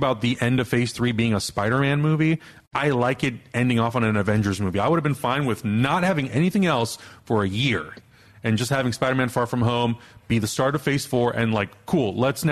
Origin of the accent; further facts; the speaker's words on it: Prague, Czechia; moved away; they're in Prague. This is my hometown